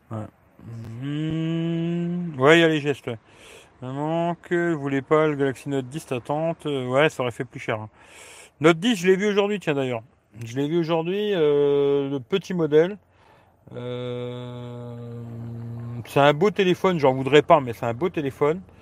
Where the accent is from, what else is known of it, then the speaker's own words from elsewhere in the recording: Grand Est, France; now in Italy; Ouais, je suis de Lorraine, mais là, je suis en Italie.